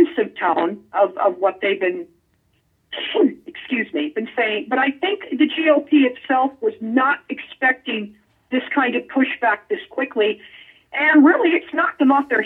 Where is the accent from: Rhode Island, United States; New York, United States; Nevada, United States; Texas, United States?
Nevada, United States; Las Vegas; now in Southern California, United States; my hometown of Las Vegas